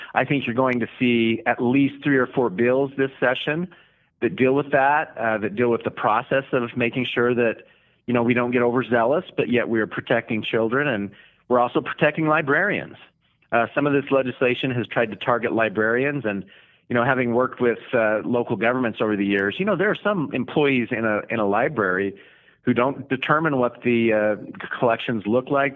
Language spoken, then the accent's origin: English; Declo, Idaho, United States; coming from a rural community, I'm from Declo, Idaho